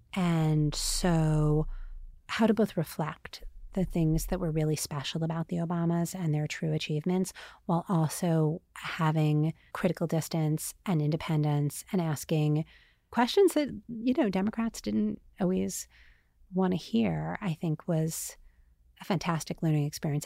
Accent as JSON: {"language": "English", "town": "New York City", "region": "New York", "country": "United States", "tie": "born or raised there", "also_born_or_lived": "New Jersey", "said": "I grew up like totally uh, like Bridge and Tunnel, New York, before it was cool. I'm from Staten Island and Queens and New Jersey"}